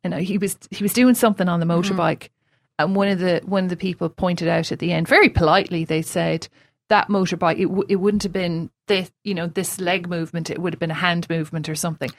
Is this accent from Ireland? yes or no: yes; Limerick, Munster, Ireland; moved away as an adult; now in New Zealand; I'm from Limerick and I'm from suburban Limerick